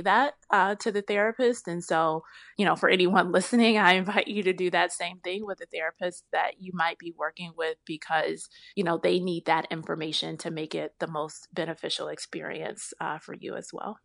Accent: Chicago, Illinois, United States; I'm born and raised in Chicagoland

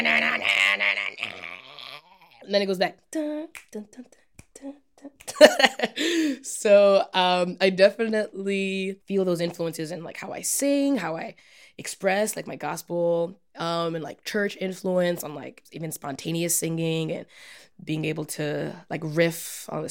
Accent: New York, United States; moved away as an adult; also born or lived in Evanston, Illinois; now in Chicago, United States; My family's from New York

